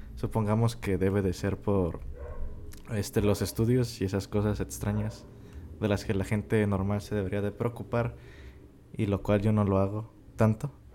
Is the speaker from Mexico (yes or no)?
yes; Mexico; somos de México.